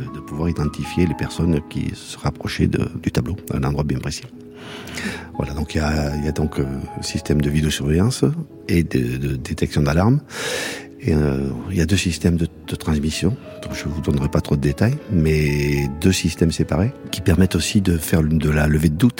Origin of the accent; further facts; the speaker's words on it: Le Mas-d'Agenais, Nouvelle-Aquitaine, France; ça fait 60 ans que je le vois, parce que je suis né au Mas. J'étais enfant de cœur ici